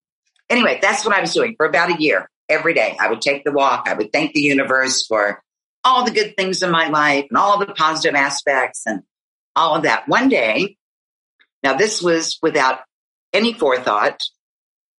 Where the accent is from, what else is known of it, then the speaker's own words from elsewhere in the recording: West Virginia, United States; here in my home state